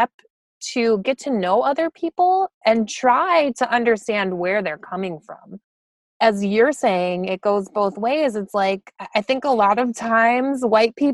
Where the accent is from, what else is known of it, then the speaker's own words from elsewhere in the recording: Midwest, United States; moved away as an adult; now in New York, United States; I grew up in the Midwest